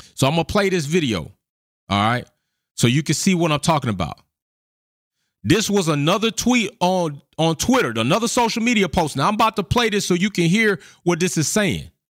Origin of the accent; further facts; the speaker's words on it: United States; I was born in the United States of America.